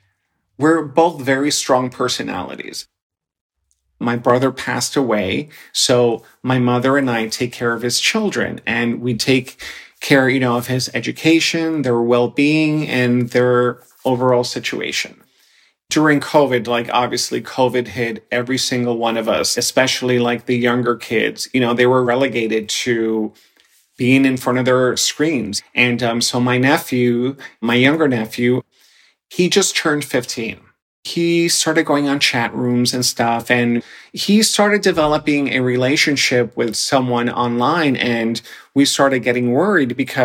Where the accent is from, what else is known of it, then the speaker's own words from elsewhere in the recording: New York City, New York, United States; also born or lived in Dominican Republic; I was born in the Dominican Republic, and I was brought to the United States, specifically the Bronx, when I was 6 years old.